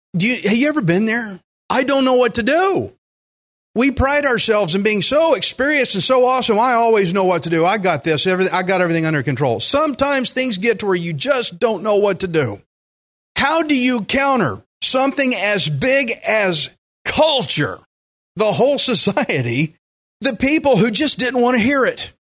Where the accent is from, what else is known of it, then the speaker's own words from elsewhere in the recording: United States; I am American as it gets, red, white, and blue